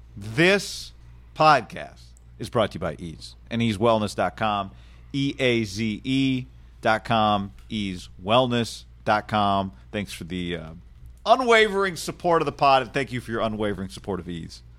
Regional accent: California, United States; as a Californian

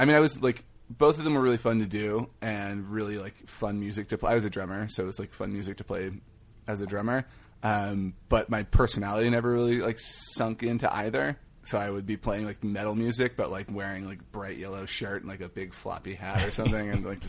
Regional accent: Denton, Texas, United States; No, I'm from Texas, actually.

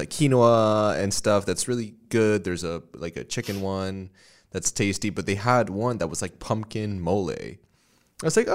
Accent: Puerto Rico; moved away as an adult; I grew up in Puerto Rico and I lived there till I was 18 and then I moved here. And in Puerto Rico, we don't have daylight savings time.

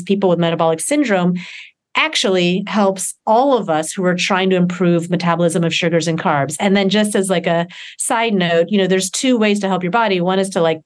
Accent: Deep South, United States; I grew up in the Deep South

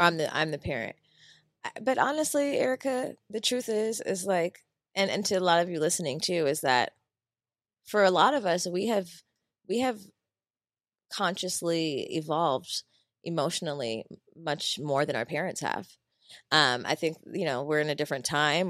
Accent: Philadelphia, Pennsylvania, United States; moved away; Philly's my, my hometown

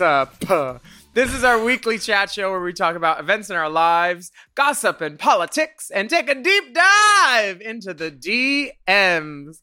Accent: California, United States; now in United Kingdom; my home state of California

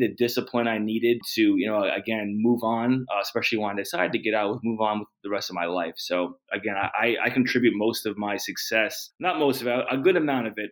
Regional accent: New Jersey, United States; also born or lived in North Carolina / Germany / Oklahoma; So I'm from New Jersey, Northeast. When I was a kid, I did live like in North Carolina for a few, like 5 years, but I was young, moved back. back to New Jersey, went to high school in New Jersey.

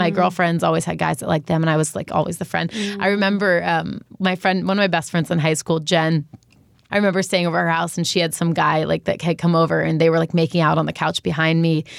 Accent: New York, United States; So I grew up in New York, so it was, like, bagels and pizza and fast food.

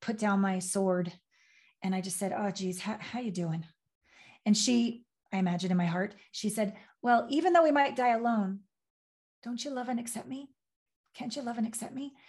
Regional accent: Canada; moved away as an adult; also born or lived in Los Angeles / Tokyo / New York; I'm from Canada. I left Canada on my Uncle Phil's 18-wheeler semi down to LA to be a model and a dancer.

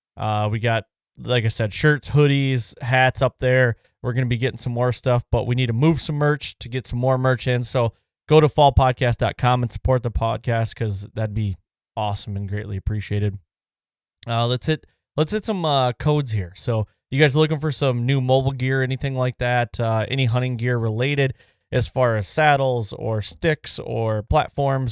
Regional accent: Michigan, United States; we come from Michigan

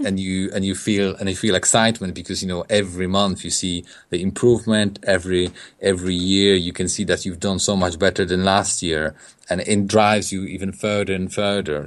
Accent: Poland; English is a second language; moved away as an adult; also born or lived in England; now in United Kingdom; I'm from Poland. I came, I came to England in, uh, in two thousand and, two thousand five.

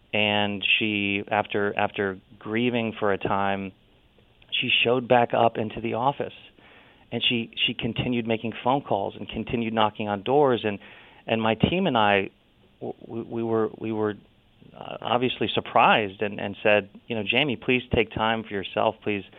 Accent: Ohio, United States; As a result, I vaguely look Hawaiian, but I'm from all from Ohio.

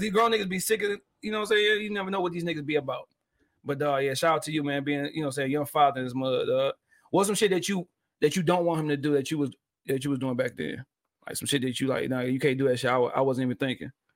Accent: Detroit, Michigan, United States; from me being Detroit

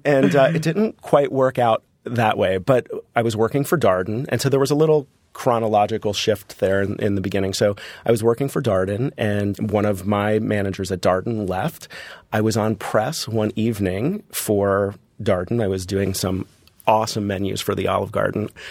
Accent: Hollywood, Florida, United States; growing up in Florida, for me, a vacation was Disney.

